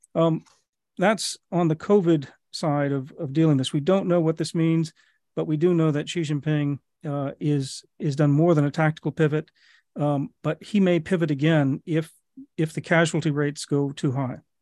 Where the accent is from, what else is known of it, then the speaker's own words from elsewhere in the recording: United States; as an American